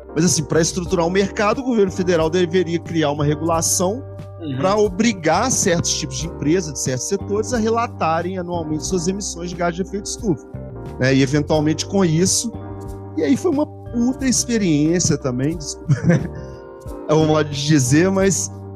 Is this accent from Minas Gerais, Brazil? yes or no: yes; Belo Horizonte, Minas Gerais, Brazil; eu sou de Belo Horizonte